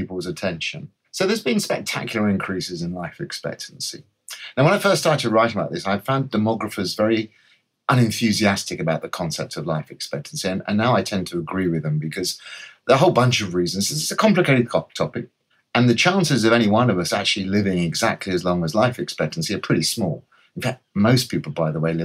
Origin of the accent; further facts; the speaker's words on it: London, United Kingdom; I'm a Londoner, or a North Londoner, to be more precise. I was born in Enfield, went to school at Edmonton